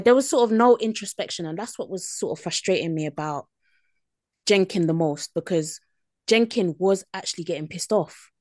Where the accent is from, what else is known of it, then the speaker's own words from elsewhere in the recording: United Kingdom; as British people